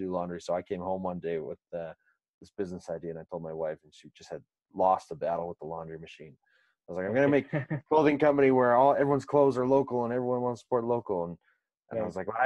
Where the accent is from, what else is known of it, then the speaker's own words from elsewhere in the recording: Canada; also born or lived in Sweden; as a Canadian